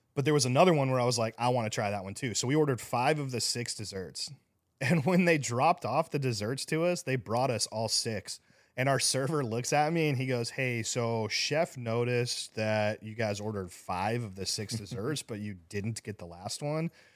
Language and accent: English; Scottsdale, Arizona, United States; moved away; I grew up in Scottsdale